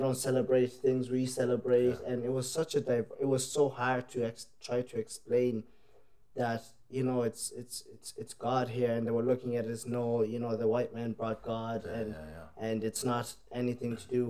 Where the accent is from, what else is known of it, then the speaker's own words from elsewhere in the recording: Ireland; also born or lived in South Africa; now in Australia; We moved from South Africa to Ireland. And for... I left when I was about 7, and I was in Ireland when I was about 8, and we, like, literally, I didn't know much about my country, so I grew up there